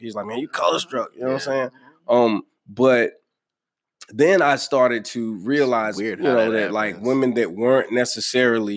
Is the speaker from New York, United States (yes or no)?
no; North Carolina, United States; I was from North Carolina